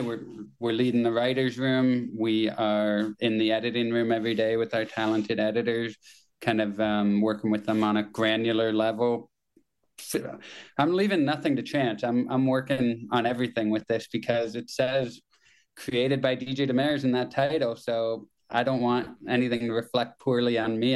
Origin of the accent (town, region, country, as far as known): Kitchener, Ontario, Canada; born or raised there